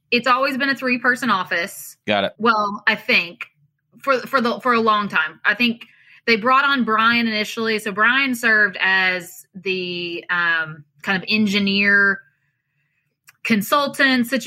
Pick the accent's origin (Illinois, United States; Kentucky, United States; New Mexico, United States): Kentucky, United States; I'm originally from Eastern Kentucky, um, and we moved to Central Kentucky. I guess I was older, but still in elementary school, fourth, fifth grade. So moved to Central Kentucky, and that's been my home since then.